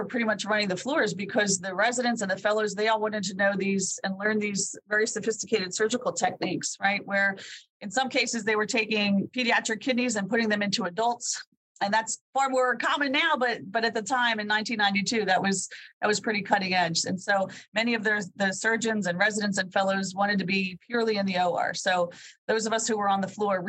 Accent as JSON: {"language": "English", "region": "Pennsylvania", "country": "United States", "tie": "born or raised there", "said": "I found St. Francis in Loretto, Pennsylvania, my home state"}